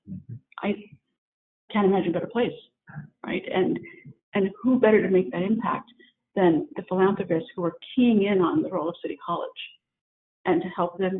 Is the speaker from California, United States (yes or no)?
yes; San Diego, California, United States; And I come from San Diego, and I come from living on a military base